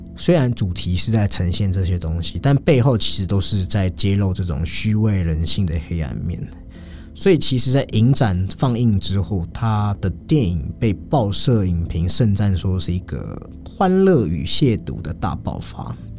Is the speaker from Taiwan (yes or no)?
yes; Taiwan; 他也是我们来自台湾的演员